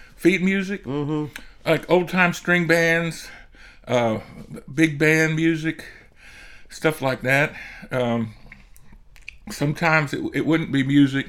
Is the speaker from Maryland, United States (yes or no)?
yes; Rockville, Maryland, United States; right here in Rockville